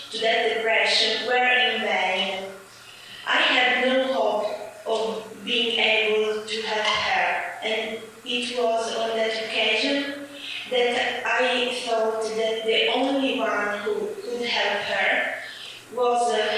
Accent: Syracuse, Sicily, Italy; English is a second language; I was born in Siracusa, Sicily

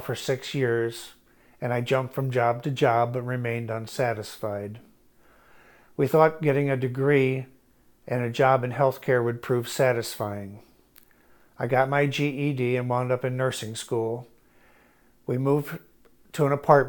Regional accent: Shrewsbury, Missouri, United States; I was raised in Shrewsbury, Missouri, and was the second oldest of four kids.

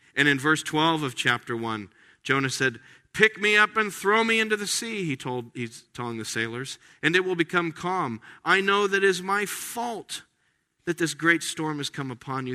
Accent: Las Vegas, Nevada, United States; moved away; I grew up in Las Vegas, Nevada

